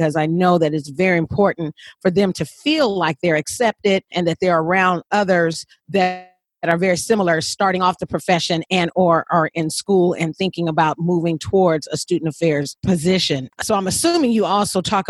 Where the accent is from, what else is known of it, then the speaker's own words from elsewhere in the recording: California, United States; I'm from California